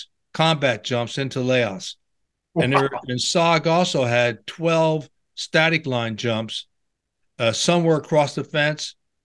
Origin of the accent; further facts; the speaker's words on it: Trenton, New Jersey, United States; I grew up in Trenton, New Jersey.